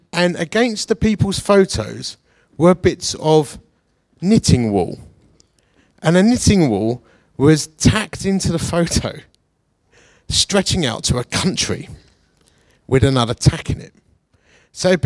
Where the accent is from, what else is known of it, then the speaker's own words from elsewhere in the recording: Essex, East of England, United Kingdom; also born or lived in Bath / Radstock; now in Chesterfield, United Kingdom; I say with an R and an F, because I'm from Essex.